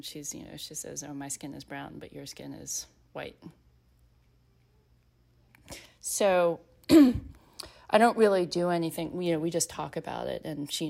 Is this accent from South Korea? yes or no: yes; South Korea; born there; my ethnic heritage is Korean, because I was born in Korea, but I was actually also adopted into a very white family.